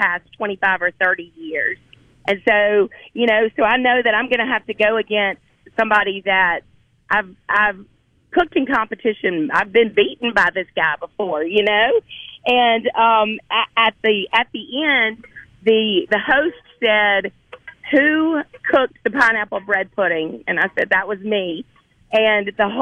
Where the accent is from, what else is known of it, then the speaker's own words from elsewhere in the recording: Mississippi Delta, United States; I'm from the Delta.